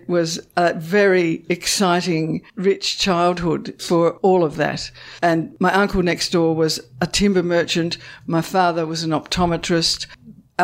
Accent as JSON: {"language": "English", "town": "Launceston", "region": "Tasmania", "country": "Australia", "tie": "born or raised there", "said": "I grew up in Launceston"}